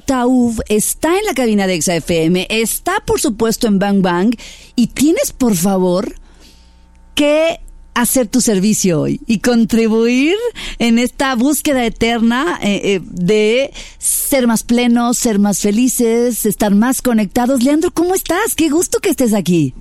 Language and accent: Spanish; Mexico; mexicana también